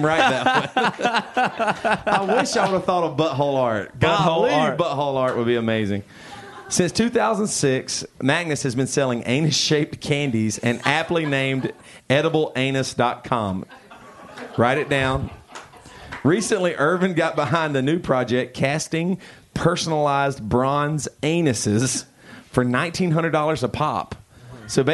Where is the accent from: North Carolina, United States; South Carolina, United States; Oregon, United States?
South Carolina, United States; we're from South Carolina